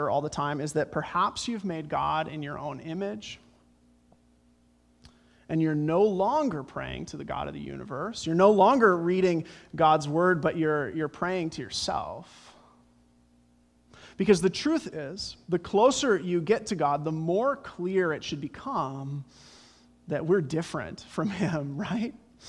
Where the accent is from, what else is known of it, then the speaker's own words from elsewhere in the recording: Colorado, United States; Growing up in Colorado, my favorite bumper sticker growing up, it's the Front Range, the Rocky Mountains